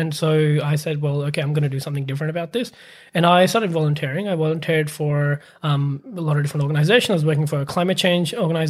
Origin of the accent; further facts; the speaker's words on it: Pakistan; English is a second language; now in Australia; So for me, I am from Pakistan originally, and I came to Australia in 2013. Before coming here, I actually my dad used to be in the army in Pakistan, and so we basically moved around from city to city.